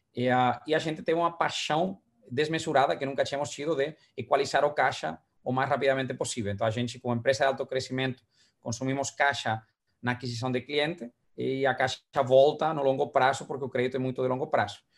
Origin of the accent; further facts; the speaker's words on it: Valencia, Valencian Community, Spain; Portuguese is a second language; now in Brazil; uma viagem para minha terra